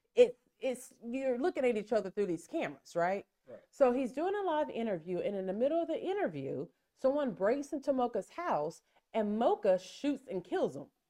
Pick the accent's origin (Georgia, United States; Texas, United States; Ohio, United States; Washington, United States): Texas, United States; we're from Texas